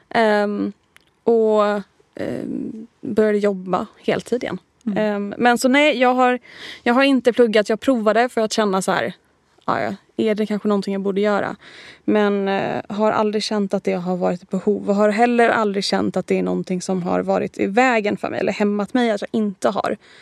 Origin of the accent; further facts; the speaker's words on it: Helsingborg, Skåne, Sweden; accent: mixed (Stockholm, Gothenburg, Skåne); moved away as an adult; also born or lived in Gothenburg / Torekov / London; now in Stockholm, Sweden; född i Göteborg, mm. uppvuxen i Torekov och Helsingborg och lite andra ställen.